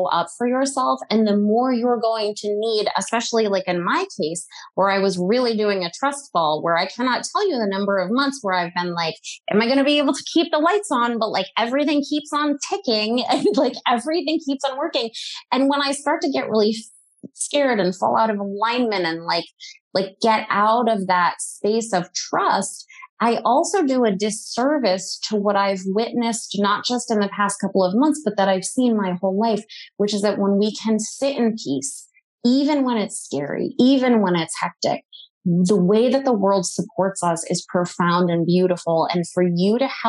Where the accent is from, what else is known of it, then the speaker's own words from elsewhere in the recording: New England, United States; I grew up in New England